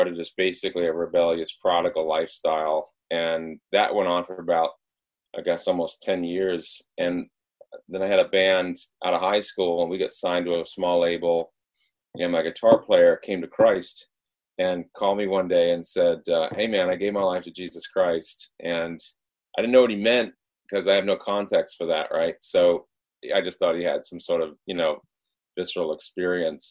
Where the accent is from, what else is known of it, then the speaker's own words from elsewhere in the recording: Rhode Island, United States; moved away; I was brought up, I'm from Rhode Island originally, which is one of the first of the states.